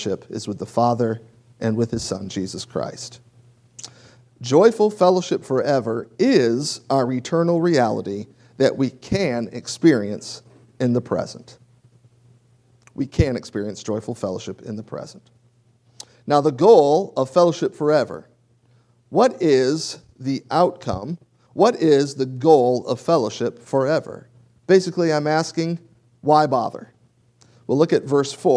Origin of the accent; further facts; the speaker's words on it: Michigan, United States; also born or lived in South Louisiana; now in Louisiana, United States; I grew up in Michigan.